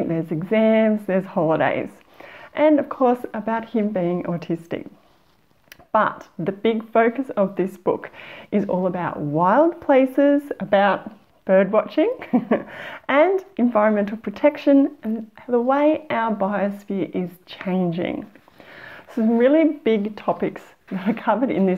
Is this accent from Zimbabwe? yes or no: no; Australia; as Australian